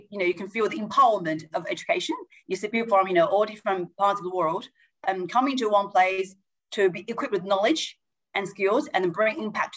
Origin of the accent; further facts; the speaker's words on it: China; moved away as an adult; also born or lived in England / Scotland / Switzerland; now in Australia; I grew up in China